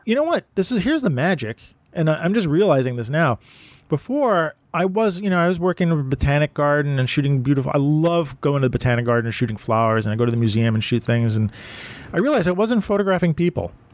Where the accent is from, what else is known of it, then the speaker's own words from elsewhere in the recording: New York City, New York, United States; also born or lived in Brooklyn; I'm from Manhattan, so I don't have a Manhattan accent